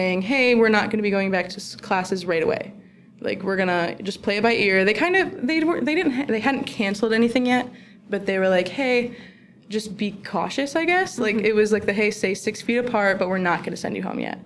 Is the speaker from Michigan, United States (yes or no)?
yes; Allegan, Michigan, United States; also born or lived in St. Louis, Missouri; I'm actually from Allegan, Michigan